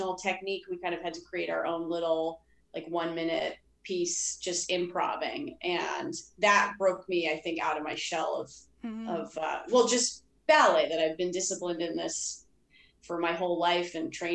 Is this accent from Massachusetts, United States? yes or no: yes; Boston, Massachusetts, United States; moved away; I grew up in Boston, outside of Boston